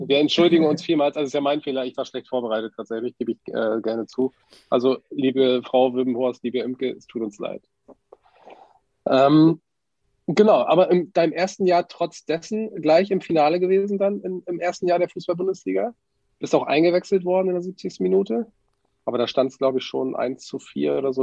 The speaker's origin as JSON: {"language": "German", "town": "Wilhelmshaven", "region": "Lower Saxony", "country": "Germany", "tie": "born or raised there"}